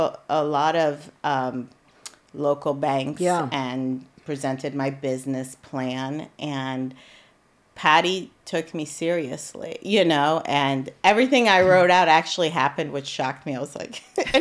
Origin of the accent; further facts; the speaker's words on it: Ohio, United States; moved away as an adult; also born or lived in Iran / San Diego, United States / Japan; now in Central Pennsylvania, United States; I was from Ohio. I grew up like in Ohio area